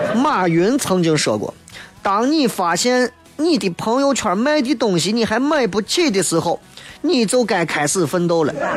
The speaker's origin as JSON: {"language": "Chinese", "region": "Shaanxi", "country": "China", "said": "陕西话、陕西话、陕西方言，信安花，它都是我们所有陕西儿女的规宝"}